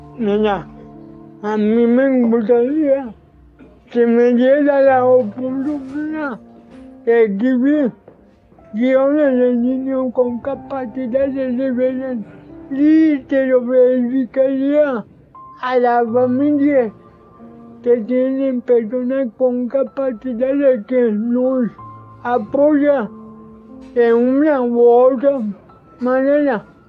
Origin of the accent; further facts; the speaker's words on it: Tampico, Tamaulipas, Mexico; now in Ciudad Madero, Mexico; Yo nací en Tampico, Tamaulipas, pero vivo en Ciudad Madero, Tamaulipas.